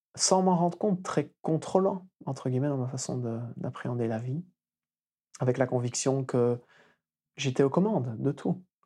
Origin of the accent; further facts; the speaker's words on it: Wallonia, Belgium; also born or lived in Flanders; je suis né en Wallonie, qui est la partie francophone du pays